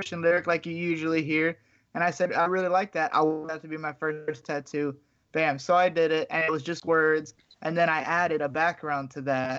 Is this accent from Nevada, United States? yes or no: no; Miami, Florida, United States; that's where I was born